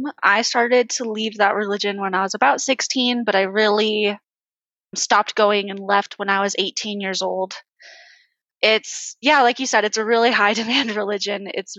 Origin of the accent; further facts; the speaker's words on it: California, United States; now in Orem, United States; I'm 20 years old, and I live in Orem, Utah, but I'm from California.